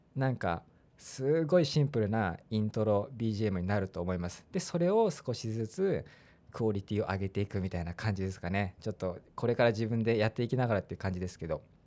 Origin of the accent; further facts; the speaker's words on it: Funabashi, Chiba, Japan; moved away as an adult; also born or lived in Osaka; now in Fukuoka, Japan; 大阪で生まれて千葉県船橋市で育ちました